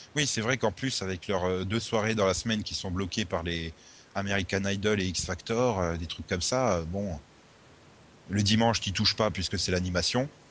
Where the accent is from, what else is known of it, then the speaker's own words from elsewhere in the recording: Audun-le-Tiche, Grand Est, France; je viens de la même ville que le, notre ministre de la Culture